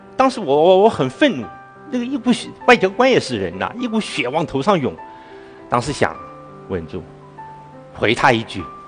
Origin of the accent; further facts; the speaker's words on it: China; 我们中国人今天需要重新认识自己的文化